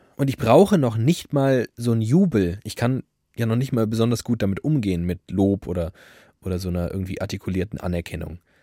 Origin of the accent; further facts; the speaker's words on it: Frankfurt, Hesse, Germany; Ich komme aus Frankfurt-Sachsenhausen